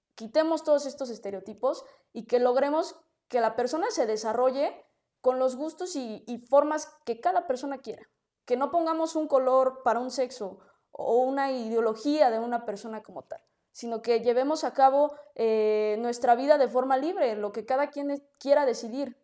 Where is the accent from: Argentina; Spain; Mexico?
Mexico; Mexico City; nací en la Ciudad de México